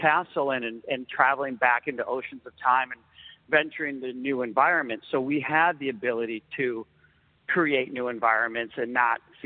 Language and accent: English; Chicago, Illinois, United States; I'm from Chicago